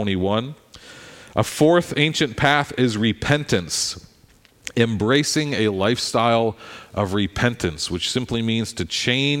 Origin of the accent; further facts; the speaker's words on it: Philadelphia, Pennsylvania, United States; I'm a Philadelphian